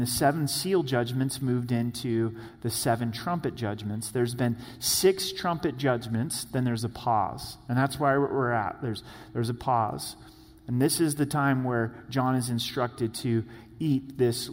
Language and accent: English; the Northwest, Pacific Northwest, United States; I grew up in the Northwest.